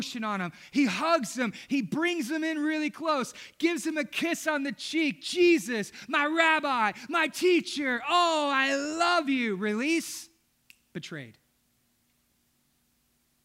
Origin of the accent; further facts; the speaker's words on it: Southeast Texas, United States; Growing up in Southeast Texas